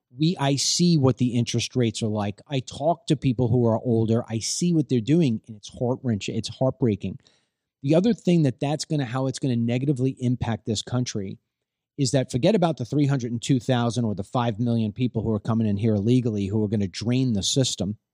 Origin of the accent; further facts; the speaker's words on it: Levittown, United States; I grew up in Levittown